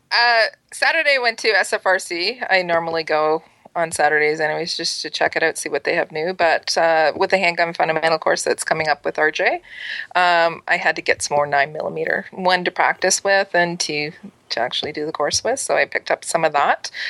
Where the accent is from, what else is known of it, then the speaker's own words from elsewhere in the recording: East Coast, Canada; I'm an East Coast girl